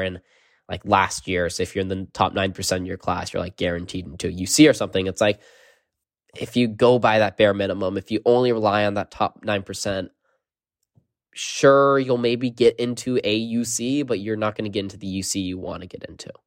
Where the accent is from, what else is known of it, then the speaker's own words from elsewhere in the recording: California, United States; growing up in California